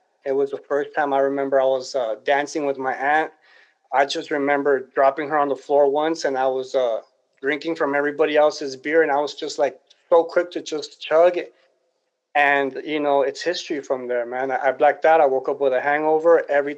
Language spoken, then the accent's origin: English; Los Angeles, California, United States; I was born and raised in Los Angeles, California